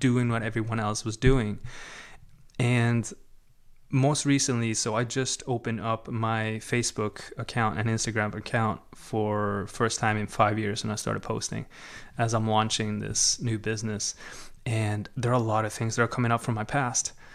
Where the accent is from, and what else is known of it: Sweden; born or raised there; moved away